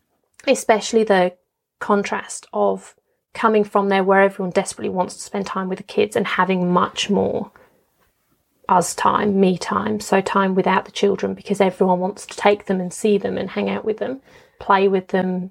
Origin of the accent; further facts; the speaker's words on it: Dubai, United Arab Emirates; I was brought up in Dubai, but I wouldn't consider Dubai my home. My parents weren't from there. My family wasn't there.